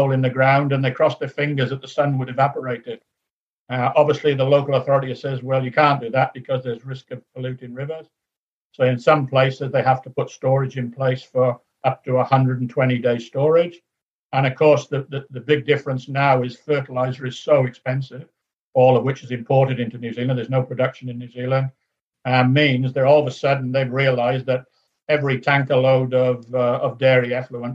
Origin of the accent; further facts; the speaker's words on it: Wales, United Kingdom; moved away; also born or lived in Huntingdon / Lancaster; I'm a Welshman